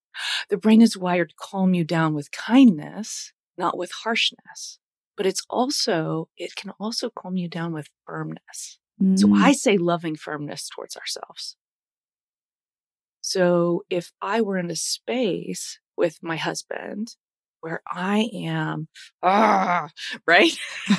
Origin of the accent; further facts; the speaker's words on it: United States; I grew up in the States, right? I'm a U.S. mutt, lived all over the place. I've moved a ton as a kid.